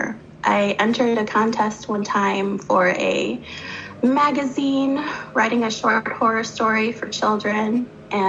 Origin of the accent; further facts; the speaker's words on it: Michigan, United States; moved away as an adult; now in Germany; originally I'm from Michigan, in a very small town in Michigan, about maybe an hour away from Detroit.